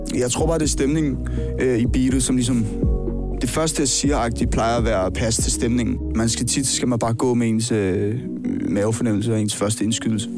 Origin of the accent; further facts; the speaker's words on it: Roskilde, Zealand, Denmark; jeg er fra Roskilde her på Sjælland